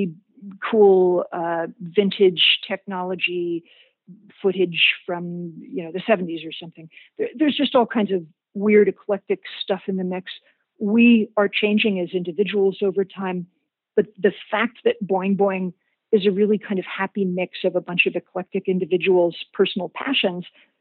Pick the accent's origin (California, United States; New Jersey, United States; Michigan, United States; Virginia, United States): Virginia, United States; Richmond; I was from Richmond, Virginia